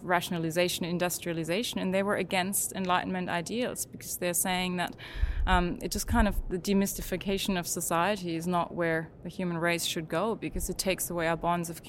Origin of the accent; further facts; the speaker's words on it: Germany; now in Australia; I grew up in Germany